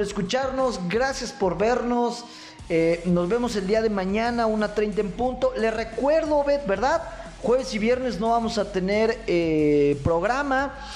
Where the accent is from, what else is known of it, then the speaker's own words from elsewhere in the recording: Michoacán, Mexico; los michoacanos somos gente pensante